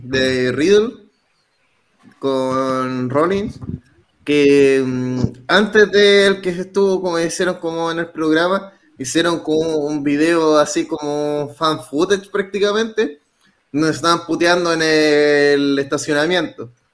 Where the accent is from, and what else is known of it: Chile